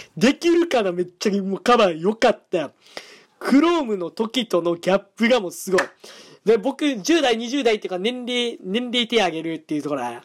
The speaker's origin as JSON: {"language": "Japanese", "region": "Hyogo", "country": "Japan", "tie": "born or raised there", "said": "僕の出身地は、兵庫県でーす"}